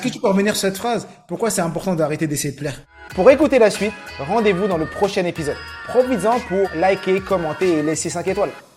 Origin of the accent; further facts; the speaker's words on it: Morocco; je suis marocain